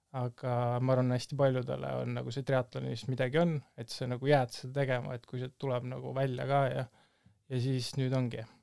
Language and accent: Estonian; Tallinn, Harju County, Estonia; ma olen Tallinnast pärit